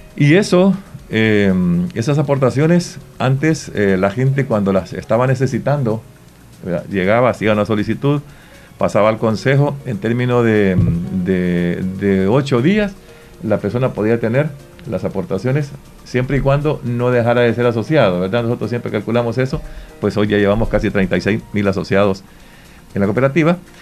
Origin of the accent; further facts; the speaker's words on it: Santa Rosa de Lima, La Unión, El Salvador; yo me siento orgulloso como limeño